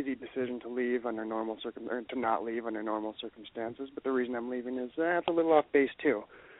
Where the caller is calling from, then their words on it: Montana, United States; moved away; I'm 34 years old. I'm calling from Montana